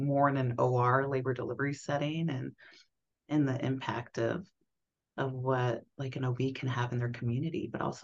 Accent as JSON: {"language": "English", "town": "Hutchinson", "region": "Kansas", "country": "United States", "tie": "born or raised there", "said": "I grew up in South Central Kansas. I grew up in Hutchinson, Kansas"}